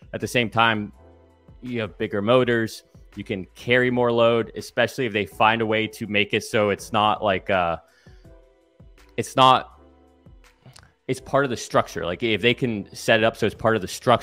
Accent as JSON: {"language": "English", "town": "Satellite Beach", "region": "Florida", "country": "United States", "tie": "born or raised there", "said": "my hometown, Satellite Beach. So Cape Canaveral area."}